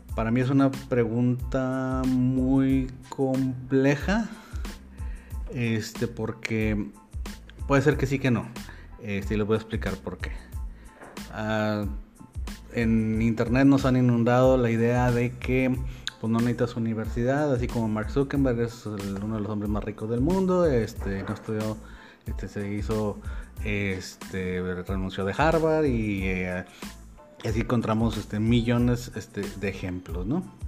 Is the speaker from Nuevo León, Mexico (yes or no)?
yes; Monterrey, Nuevo León, Mexico; yo soy de Monterrey, México